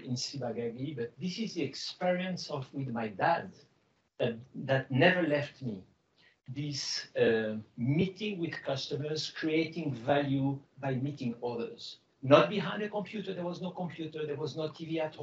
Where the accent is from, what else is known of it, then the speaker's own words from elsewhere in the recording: Casablanca, Casablanca-Settat, Morocco; English is a second language; moved away as an adult; I was born in Casablanca from Greek parents who were born in Morocco, 100% Greek, but born as a French. Speaking Greek over the weekend, French at school, and French national. You can hear my accent.